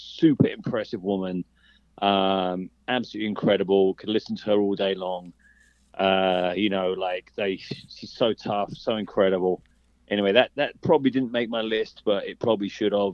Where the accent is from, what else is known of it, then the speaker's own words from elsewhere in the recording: England, United Kingdom; I'm English